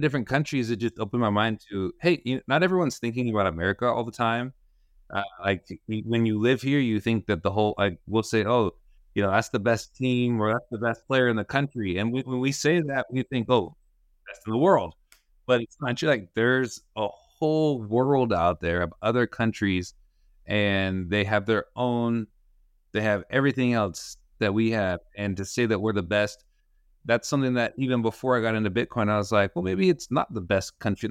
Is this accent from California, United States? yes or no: yes; Sacramento, California, United States; also born or lived in Cúcuta, Colombia / Utah; I grew up in Sacramento, uh, where I currently am.